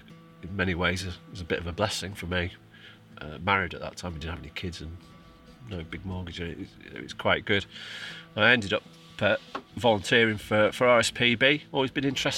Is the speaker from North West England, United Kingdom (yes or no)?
yes; Cumbria, North West England, United Kingdom; moved away as an adult; also born or lived in Oxfordshire / Cheshire / Lancashire; I'm from Cumbria originally. After I left school, went and worked on a farm down in Oxfordshire